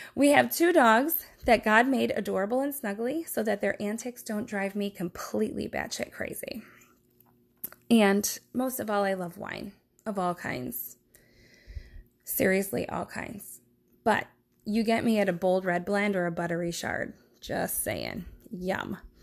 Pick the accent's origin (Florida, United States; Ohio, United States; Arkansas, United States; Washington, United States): Ohio, United States; Brooklyn; moved away as an adult; also born or lived in Milwaukee, Wisconsin / East Coast; I grew up in Brooklyn, Ohio, which is a suburb of Cleveland